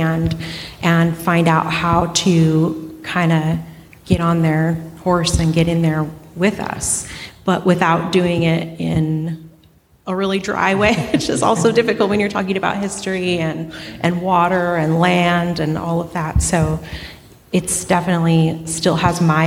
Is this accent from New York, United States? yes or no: no; Hoopa Valley Indian Reservation, California, United States; I grew up in the Hoopa Valley Indian Reservation